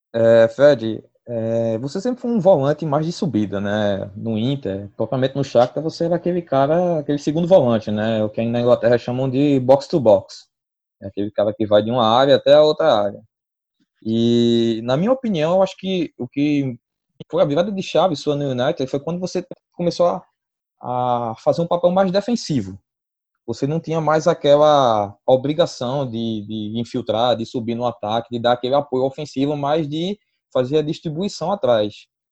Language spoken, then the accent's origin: Portuguese; Brazil; a gente como brasileiro